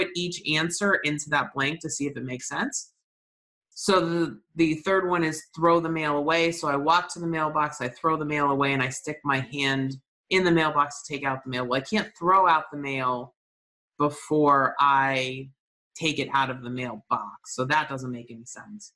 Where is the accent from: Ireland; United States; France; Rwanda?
United States; New England; I'm from New England